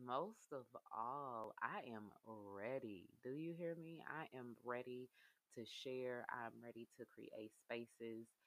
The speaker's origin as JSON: {"language": "English", "town": "Indianapolis", "region": "Indiana", "country": "United States", "tie": "born or raised there", "said": "I'm from Naptown, Indianapolis, Indiana. I grew up on the south side, the country side of town"}